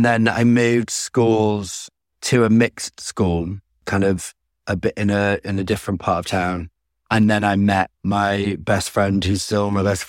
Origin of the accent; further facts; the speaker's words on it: Ramsbottom, North West England, United Kingdom; growing up in Ramsbottom was not, wasn't all bad.